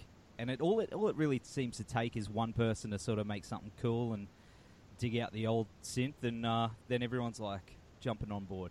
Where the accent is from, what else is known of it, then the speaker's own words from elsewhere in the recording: Australia; accent: Australian; my Australian accent